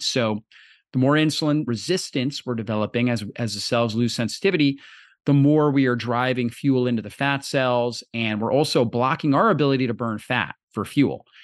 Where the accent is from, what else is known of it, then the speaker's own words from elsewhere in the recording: Florida, United States; I grew up in Florida